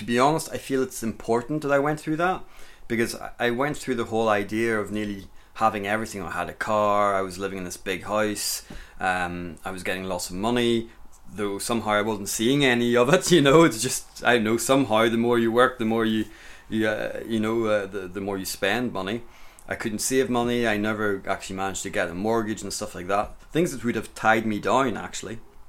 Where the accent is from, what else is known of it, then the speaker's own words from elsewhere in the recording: Grand Est, France; And I grew up in the Champagne area of France, out in the countryside, and I spent my childhood running about in the forest, and I got chased by a boar a couple of times with a friend.